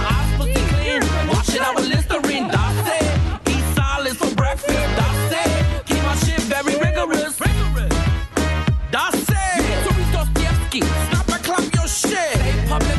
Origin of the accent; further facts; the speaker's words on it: New York City, New York, United States; Lower East Side, New York City.